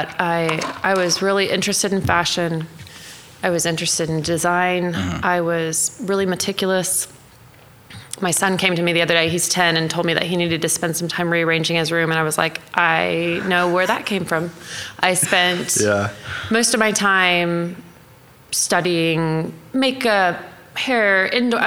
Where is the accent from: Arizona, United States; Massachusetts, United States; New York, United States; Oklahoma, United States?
Oklahoma, United States; Mustang; also born or lived in Tulsa, Oklahoma; I was born in Tulsa, grew up in Mustang, graduated high school there